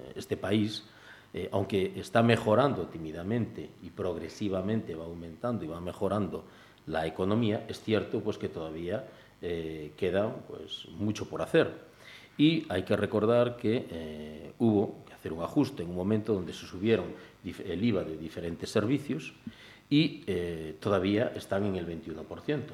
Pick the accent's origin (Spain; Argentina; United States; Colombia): Spain; Cambados, Galicia; yo soy de Cambados